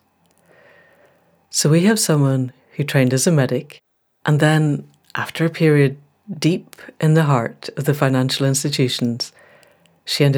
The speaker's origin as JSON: {"language": "English", "region": "Scotland", "country": "United Kingdom", "also_born_or_lived": "Newmarket", "said": "I'm being Scottish."}